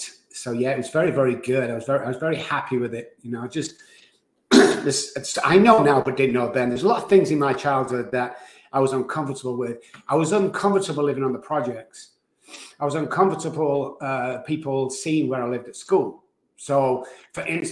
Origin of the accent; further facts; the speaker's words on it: Manchester, North West England, United Kingdom; moved away; So I was born in Manchester, England. I was raised there in a low-income family